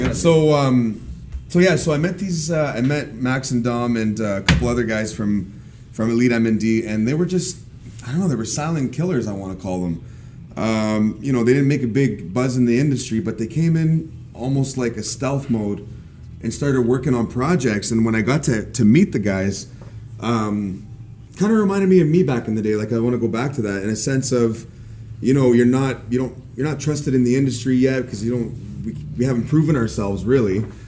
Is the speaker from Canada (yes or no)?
yes; Windsor, Ontario, Canada; I came from Windsor, Ontario, or Ontarible.